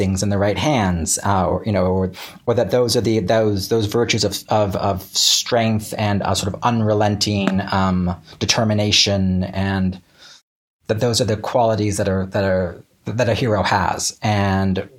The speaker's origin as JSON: {"language": "English", "region": "small East Coast town in Florida", "country": "United States", "tie": "born or raised there", "said": "the swamp I grew up in was a small East Coast town"}